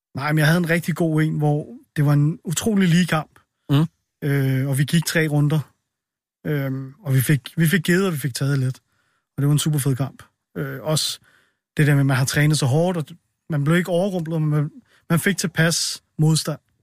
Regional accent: Solrød, Zealand, Denmark; jeg er fra Solrød

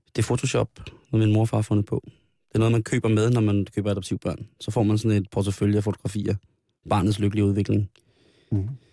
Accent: Denmark; Den 24. holdt vi jul i Ibskoven, det er mit barndomshjem

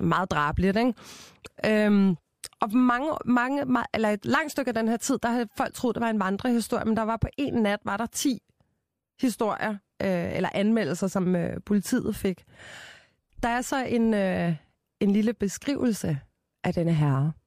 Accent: Copenhagen, Capital Region of Denmark, Denmark; jeg er jo fra København

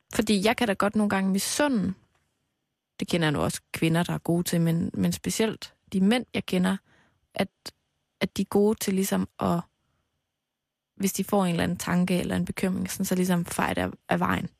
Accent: Aarhus, Central Denmark Region, Denmark; i Aarhus, hvor jeg kommer fra.

